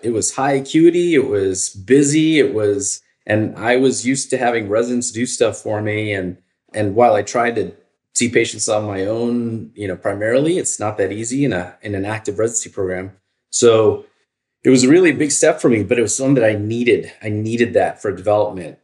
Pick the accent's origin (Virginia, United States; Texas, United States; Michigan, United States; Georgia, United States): Virginia, United States; Northern; moved away as an adult; also born or lived in Chicago; I'm originally from Virginia. I grew up in Northern Virginia